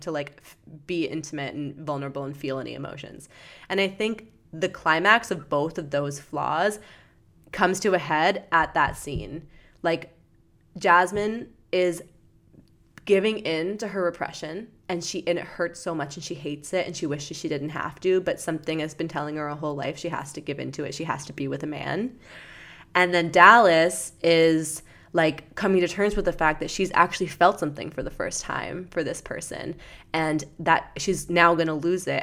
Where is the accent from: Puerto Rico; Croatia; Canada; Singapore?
Canada; London, Ontario; my hometown of London, Ontario